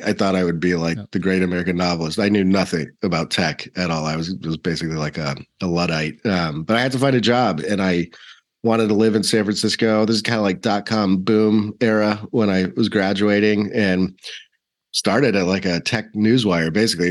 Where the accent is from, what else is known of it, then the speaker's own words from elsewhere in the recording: South Africa; born there; accent: British South African; also born or lived in Australia; So I was born in South Africa and I used to have a very posh little British South African accent. And my mom is Australian. So I spent a lot of time in Australia as a kid.